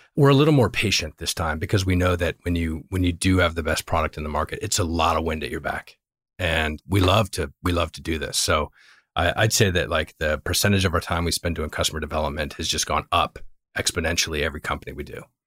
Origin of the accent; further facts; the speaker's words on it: Virginia, United States; also born or lived in Northeast US / Europe / Los Angeles / Bay Area; now in Los Altos, United States; I actually am from Virginia. I grew up in Virginia, spent a bunch of time in the Northeast, a little bit of time in Europe, started my career in LA, and then uh, ended up in the Bay Area and never left.